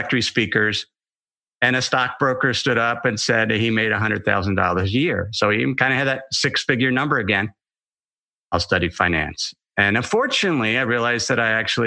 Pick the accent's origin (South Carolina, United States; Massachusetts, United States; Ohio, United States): Ohio, United States; I grew up in Ohio